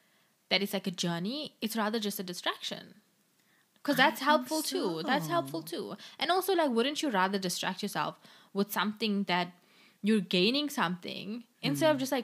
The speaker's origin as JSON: {"language": "English", "country": "South Africa", "first_language": "English", "said": "Because it's as a South African Indian, it's very much dying down, Indian languages."}